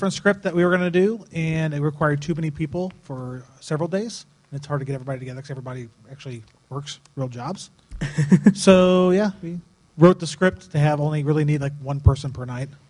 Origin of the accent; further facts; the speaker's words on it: DeMotte, Indiana, United States; I'm from DeMott. Indiana, up by everybody knows Fair Oaks Farms now, pretty much.